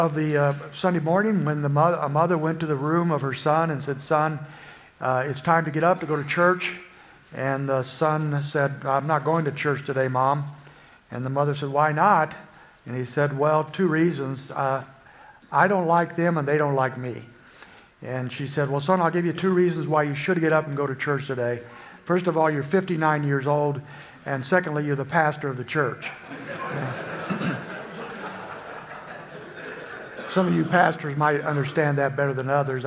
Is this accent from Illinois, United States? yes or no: yes; Springfield, Illinois, United States; I'm from Springfield, Illinois